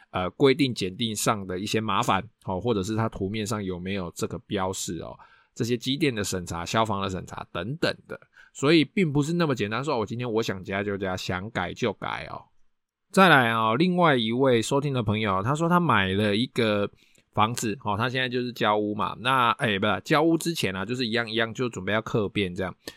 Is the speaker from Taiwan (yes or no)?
yes; Taiwan; 我们台湾人